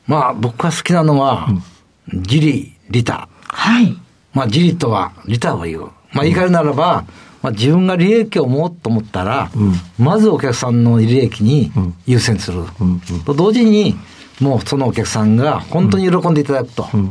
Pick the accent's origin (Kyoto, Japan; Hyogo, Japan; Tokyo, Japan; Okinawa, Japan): Kyoto, Japan